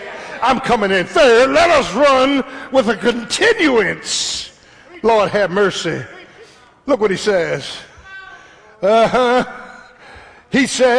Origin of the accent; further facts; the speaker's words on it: Philadelphia, Pennsylvania, United States; I'm from South Philly. I could fight.